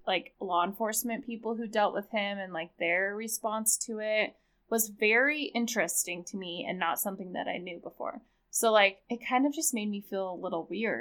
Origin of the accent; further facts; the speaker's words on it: Utah, United States; growing up in Utah